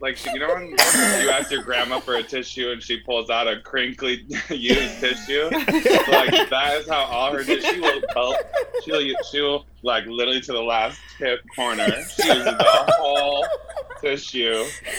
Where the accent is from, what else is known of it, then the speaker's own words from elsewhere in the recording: West Bloomfield, Michigan, United States; I grew up in Michigan as well. The city next door to Abrielle and Coco, West Bloomfield.